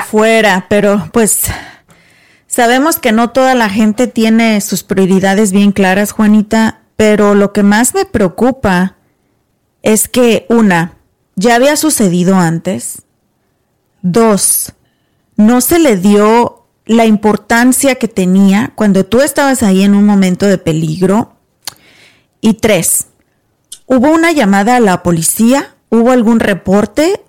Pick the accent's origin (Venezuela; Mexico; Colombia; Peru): Mexico; now in United States; tú y yo somos mexicanas